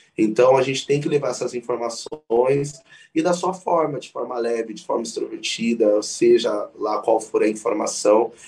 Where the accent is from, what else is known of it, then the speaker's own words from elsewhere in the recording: São Paulo, Brazil; tenho 24 anos, sou de São Paulo